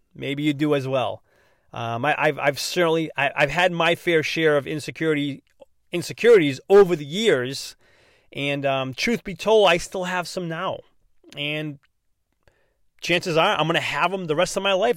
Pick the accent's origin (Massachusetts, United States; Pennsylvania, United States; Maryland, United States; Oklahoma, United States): Massachusetts, United States; accent: non-rhotic Massachusetts; I'm from Massachusetts, so I already speak kinda funny, not pronouncing my R's.